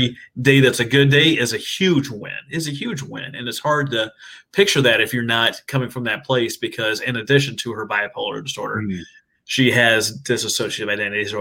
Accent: Minnesota, United States; moved away as an adult; now in Oklahoma, United States; I'm originally from Minnesota. I'm an Okie transplant.

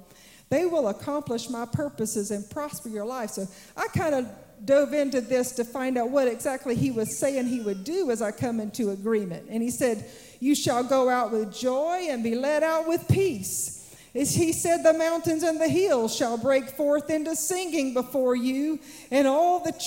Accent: South Georgia, United States; I grew up in South Georgia

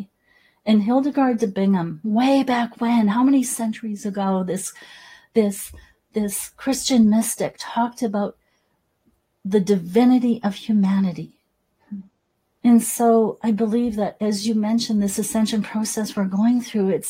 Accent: Salmon Arm, British Columbia, Canada; So I remember growing up in Salmon Arm, BC, in the interior of British Columbia, Canada

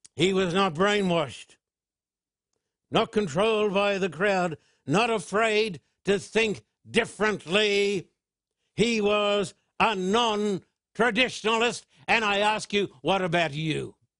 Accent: United Kingdom; as a British citizen

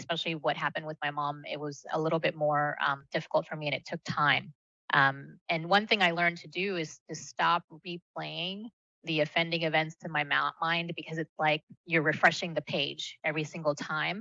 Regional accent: United States; first language Malayalam; English is a second language; I was born here, but I grew up sort of this hybrid of the two cultures

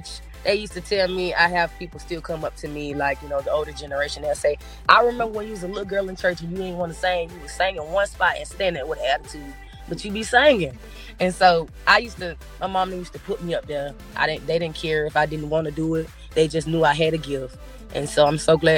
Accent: Pensacola, Florida, United States; growing up in Pensacola

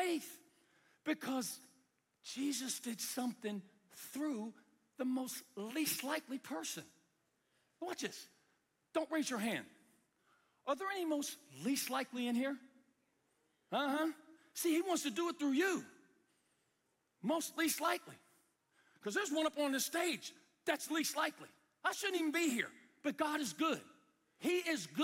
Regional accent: United States; from the United States

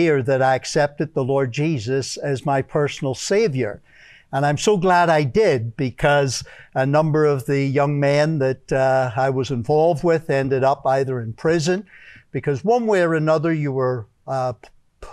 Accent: Belfast, Northern Ireland, United Kingdom; moved away; Originally, I'm from Belfast, Northern Ireland

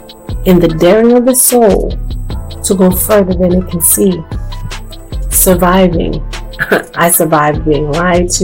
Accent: the South, United States; I am what they call a true grits girl, a girl born and raised in the South

